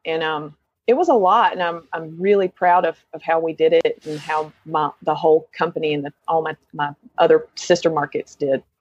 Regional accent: Lenoir, North Carolina, United States; moved away as an adult; now in Asheville, United States; I grew up in Lenore, North Carolina, um, which is a couple counties east of here

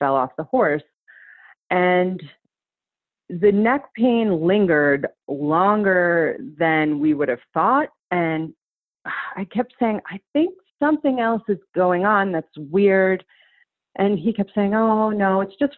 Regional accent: New York, United States; moved away as an adult; now in Joshua Tree, United States; currently I live in Joshua Tree. I'm from New York

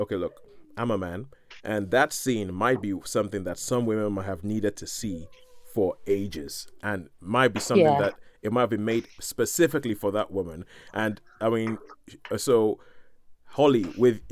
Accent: Nigeria; because I'm Nigerian

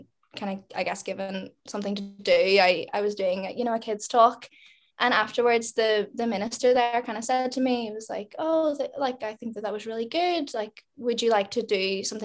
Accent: Lurgan, Northern Ireland, United Kingdom; we grew up in Lurgan

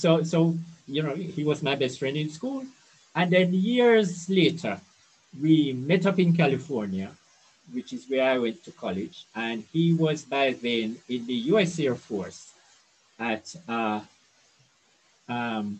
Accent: Brown's Town, Saint Ann, Jamaica; So I grew up in Brownstown. It's a small country town in St. Anne

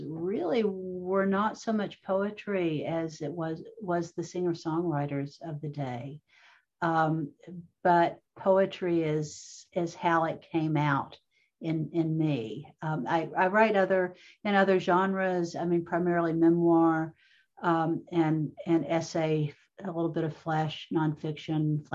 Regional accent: Jackson, Kentucky, United States; moved away; I went back to my hometown of Jackson, Kentucky

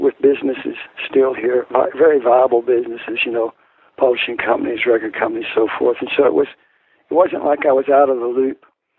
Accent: Memphis, Tennessee, United States; also born or lived in Kentucky / New York City / Fayette County, Tennessee; I lived in Memphis till I was graduated high school, and I moved away 8 years. I was here intermittently in those 8 years, but my residence was primarily in New York City. And then I moved back in 1974

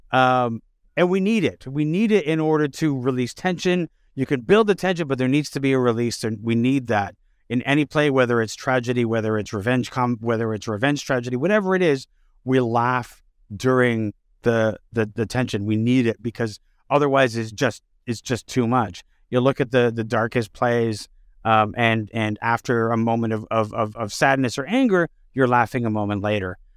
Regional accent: Canada; as Canadians

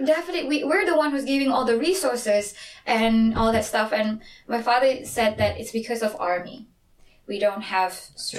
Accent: Sarawak, Malaysia; now in South Korea; We Sarawak here

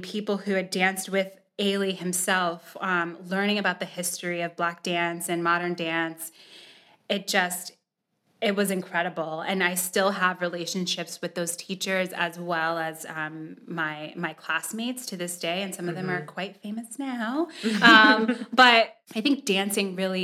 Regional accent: Miami, Florida, United States; moved away as an adult; also born or lived in Boston, Massachusetts; now in Columbia, United States; I moved away when I was seven, and we moved to Miami, Florida

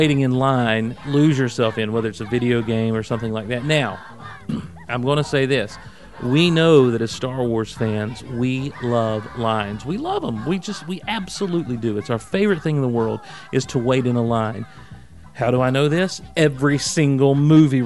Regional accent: the South, United States; I'm a Southerner

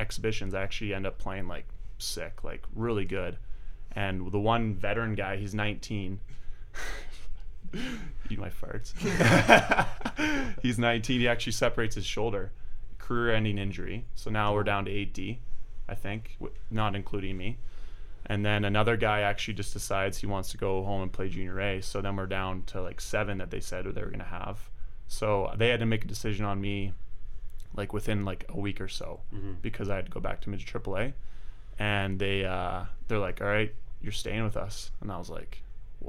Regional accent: Okotoks, Alberta, Canada; now in Calgary, Canada; I grew up in Okotoks, Alberta

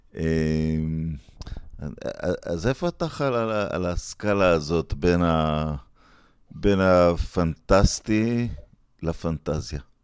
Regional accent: Netanya, Central District, Israel; בילדותי, ברחוב שער הגיא ונתניה

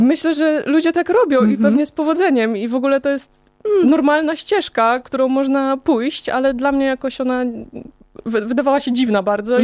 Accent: Kozienice, Masovian Voivodeship, Poland; moved away as an adult; ja pochodzę z małego miasteczka, e, z Kozienic

